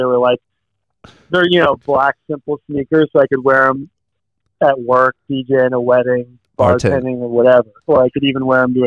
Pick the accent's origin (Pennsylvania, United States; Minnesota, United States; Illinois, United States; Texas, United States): Illinois, United States; Chicago; moved away; also born or lived in New York; I'm from Chicago